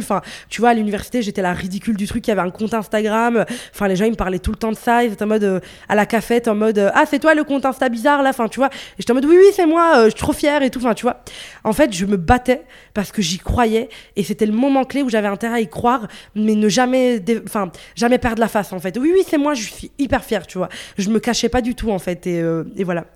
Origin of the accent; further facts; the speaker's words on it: northern Italy, Italy; also born or lived in Morocco (ancestry); now in Brussels, Belgium; j'ai grandi en Italie, j'ai vécu, enfin, je suis née en Italie, euh, dans, dans, le nord de l'Italie